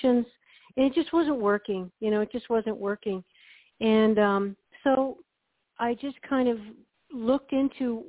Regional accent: New England, United States; growing up in New England and kind of in a Puritan work ethic

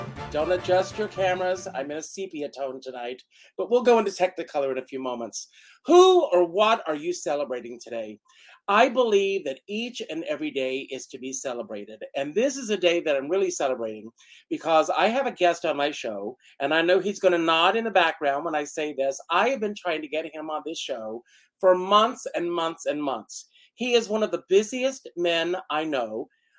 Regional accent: Conway, South Carolina, United States; now in New York, United States; When I was a kid, I grew up in Conway, South Carolina

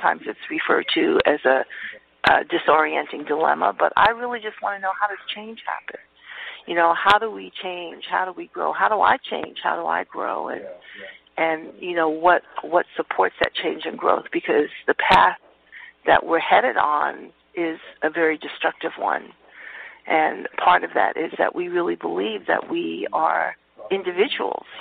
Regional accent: New York City, New York, United States; now in California, United States; I grew up in Harlem for, a few years before I moved to California

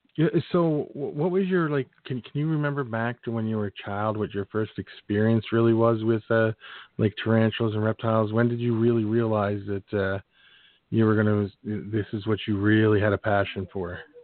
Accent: Philadelphia, Pennsylvania, United States; moved away as an adult; also born or lived in Phoenix, Arizona; I was born and raised in Philadelphia

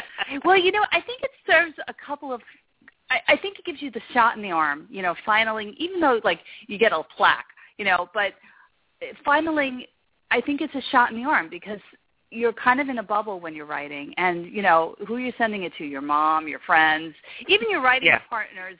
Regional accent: New York, United States; I'm from New York

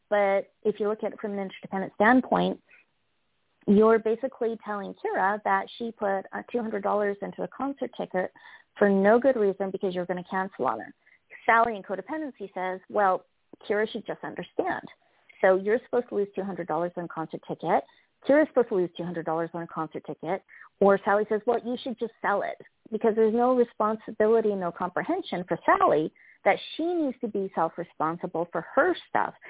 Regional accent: Canada; I'm Canadian

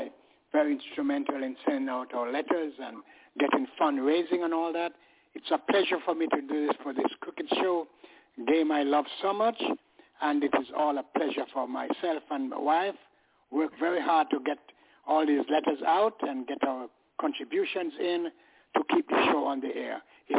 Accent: England, United Kingdom; now in United States; When I moved here from England, I was keeping up with the game and all that in England. I played for a club there

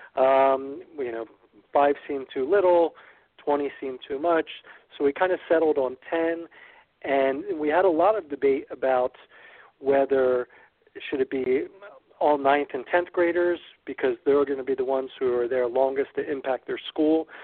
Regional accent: Ewing, New Jersey, United States; I grew up in neighboring Ewing

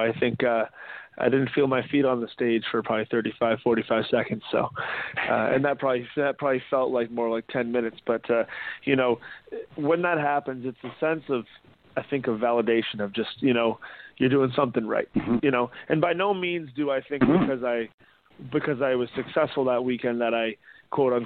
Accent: Ajax, Ontario, Canada; I'm from Ajax

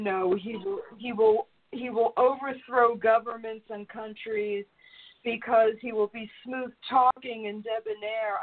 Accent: New York, United States; I grew up in New York. I grew up a town over from Donald Trump.

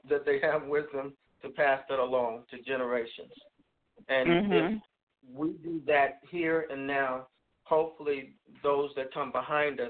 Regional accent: San Diego, California, United States; moved away; I'm originally from San Diego, California

